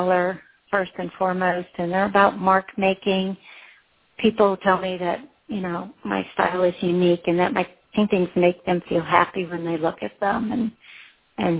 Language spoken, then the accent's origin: English; East Coast, United States; I grew up on the East Coast